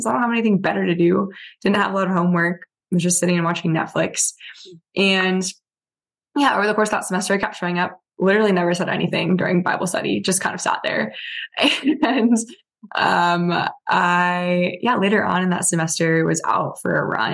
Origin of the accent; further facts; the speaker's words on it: Virginia Beach, Virginia, United States; I grew up in Virginia Beach